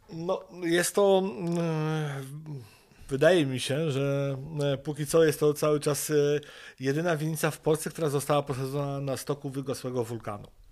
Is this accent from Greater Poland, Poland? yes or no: no; Wrocław, Lower Silesian Voivodeship, Poland; moved away as an adult; now in Sokołowiec, Poland; pochodzimy z Wrocławia